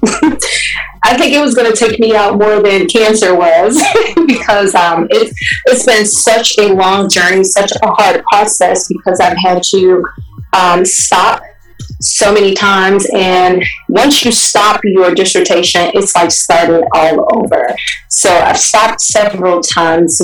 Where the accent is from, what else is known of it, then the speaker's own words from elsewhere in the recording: Chicago, Illinois, United States; moved away as an adult; now in California, United States; I currently live in California, but I'm from Chicago. I've been here about 6 years now